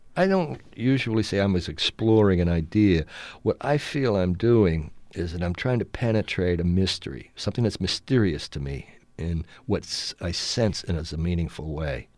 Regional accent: United States; as an American writer, as a white writer

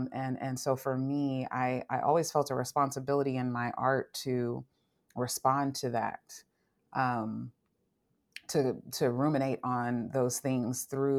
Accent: Long Beach, California, United States; I grew up in Long Beach, California.

